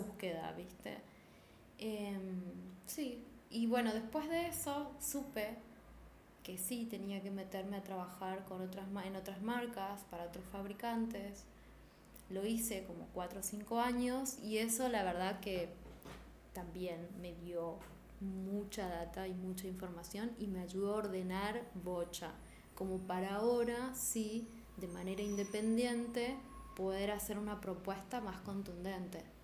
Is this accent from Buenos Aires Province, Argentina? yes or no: no; Posadas, Misiones, Argentina; Soy de Posadas Misiones